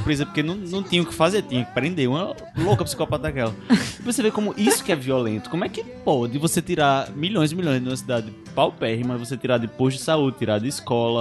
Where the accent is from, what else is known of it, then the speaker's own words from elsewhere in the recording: Barbalha, Ceará, Brazil; Eu sou de Barbalha